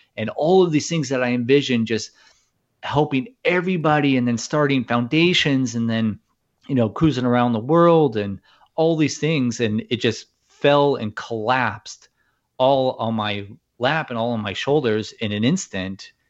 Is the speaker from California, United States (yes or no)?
yes; Newport Beach, California, United States; born or raised there